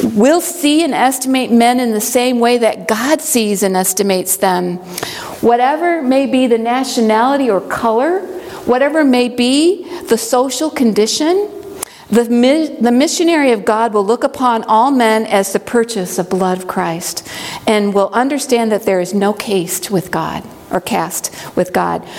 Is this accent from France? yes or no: no; Midwest, United States; now in Hiawassee, Georgia, United States; I grew up in the Midwest